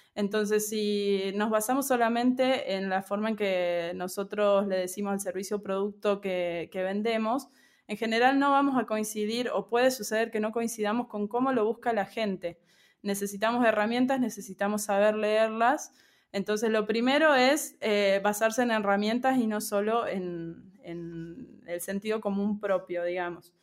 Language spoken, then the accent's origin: Spanish; Argentina; also born or lived in Córdoba / Buenos Aires; Soy de Argentina, eh, actualmente vivo en Córdoba, pero bueno, antes de la pandemia circulaba mucho por Buenos Aires también